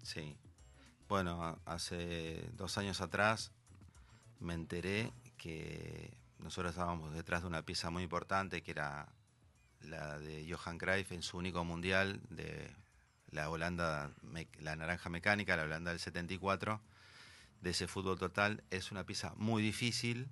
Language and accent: Spanish; Argentina